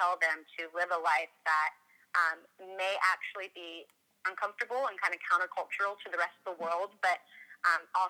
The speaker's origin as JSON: {"language": "English", "town": "Washington", "region": "District of Columbia", "country": "United States", "tie": "born or raised there", "moved": "yes", "lives_now": "Indiana, United States", "said": "I grew up in the Washington, D.C. area, so like the city, suburban part of the East Coast"}